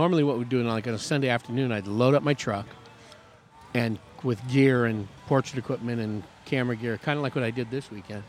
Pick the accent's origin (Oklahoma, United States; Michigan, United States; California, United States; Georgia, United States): California, United States; East Bay; moved away; also born or lived in Arizona; growing up in the East Bay